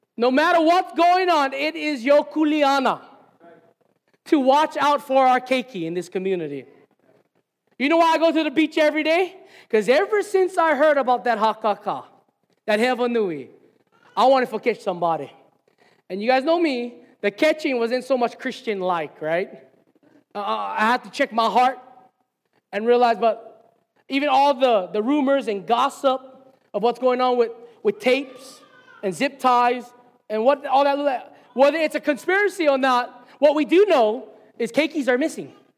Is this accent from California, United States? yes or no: no; Hilo, Hawaii, United States; moved away as an adult; Hilo's my hometown. This is where I grew up